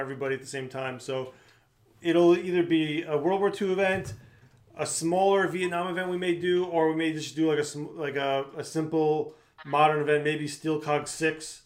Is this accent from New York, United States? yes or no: yes; Long Island, New York, United States; I grew up on Long Island